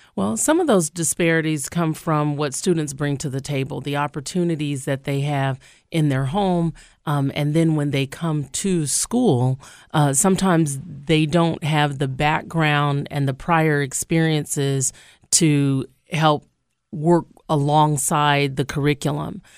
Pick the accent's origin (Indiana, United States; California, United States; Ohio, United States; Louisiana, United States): Louisiana, United States; Shreveport; moved away as an adult; also born or lived in New Orleans, Louisiana / Nevada; now in Albany, United States; I'm originally from Shreveport, Louisiana